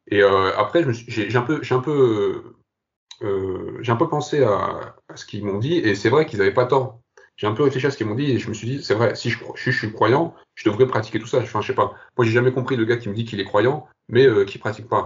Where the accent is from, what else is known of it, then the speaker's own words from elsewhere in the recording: France; also born or lived in Algeria / Kabylie; Je suis né en Algérie, j'ai grandi, j'ai grandi au Bled et je suis venu à l'âge de 6 ans en France.